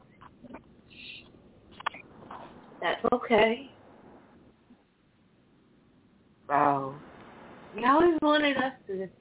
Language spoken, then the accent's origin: English; Bridgeport, Connecticut, United States; I'm here from Bridgeport, Connecticut.